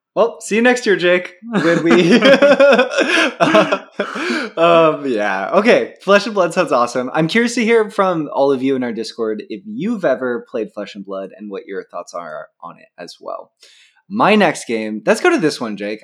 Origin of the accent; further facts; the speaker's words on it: Pacific Northwest, United States; I grew up in the Pacific Northwest.